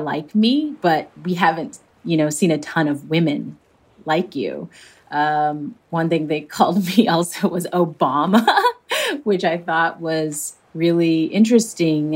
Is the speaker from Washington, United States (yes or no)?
yes; suburb outside of Seattle, Washington, United States; I grew up in the Pacific Northwest, kind of in a suburb outside of Seattle.